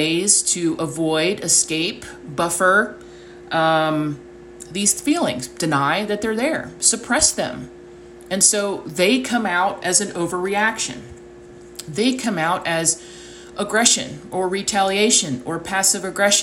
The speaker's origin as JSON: {"language": "English", "country": "United States", "tie": "born or raised there", "said": "the way I was raised in the United States at a certain time in history"}